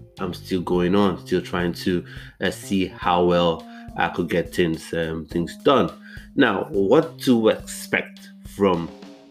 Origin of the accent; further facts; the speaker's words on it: Nigeria; now in United Kingdom; I grew up, I was born in the UK, but I grew up in Nigeria.